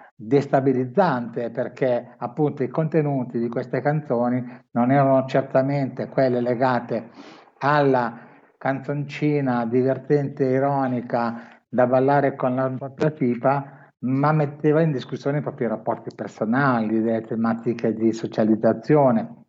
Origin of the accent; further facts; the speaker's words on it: Milan, Lombardy, Italy; io sono di Milano